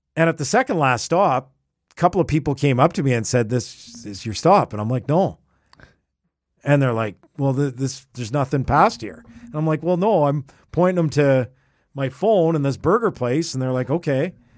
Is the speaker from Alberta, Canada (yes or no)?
yes; Edmonton, Alberta, Canada; I grew up in Edmonton